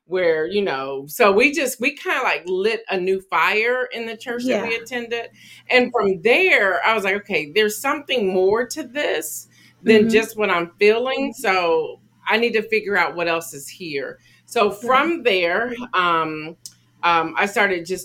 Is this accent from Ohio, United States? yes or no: yes; Columbus, Ohio, United States; moved away as an adult; also born or lived in Atlanta, Georgia; I grew up in Columbus, Ohio